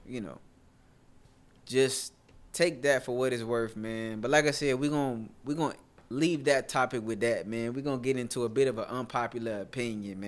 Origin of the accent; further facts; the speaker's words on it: Tampa, Florida, United States; I grew up for the first probably 10 years of my life, I grew up in Sulphur Springs